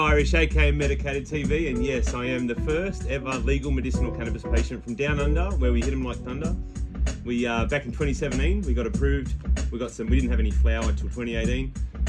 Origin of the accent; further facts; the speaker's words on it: Australia; also born or lived in Ireland; So born in Ireland, raised in Australia.